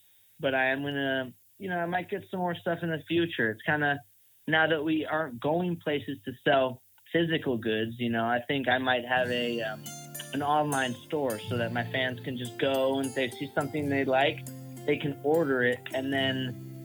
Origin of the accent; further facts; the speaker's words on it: Oakland, California, United States; now in Hermosa Beach, United States; the guys I grew up with in Oakland